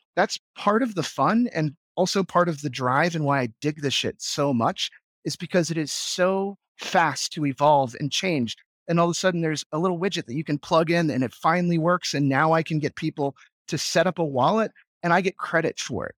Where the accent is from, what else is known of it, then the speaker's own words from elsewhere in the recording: United States; moved away as an adult; now in Vienna, Austria; as an American